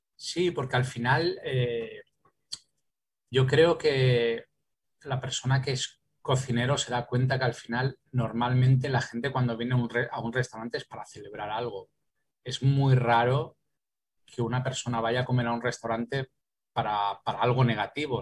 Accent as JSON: {"language": "Spanish", "region": "Valencian Community", "country": "Spain", "also_born_or_lived": "Paris, France / Calpe", "said": "en mi, ciudad, en mi, tierra y que en este caso soy valenciano"}